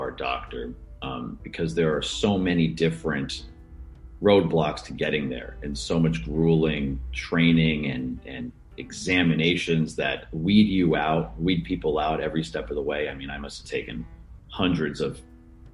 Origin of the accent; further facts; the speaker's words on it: Santa Barbara, California, United States; moved away; also born or lived in Chicago; I grew up in Santa Barbara, California, which is, you know, right on the beach.